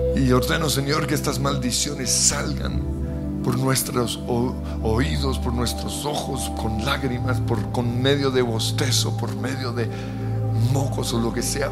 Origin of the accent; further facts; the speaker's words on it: Colombia; Soy bendecido como colombiano.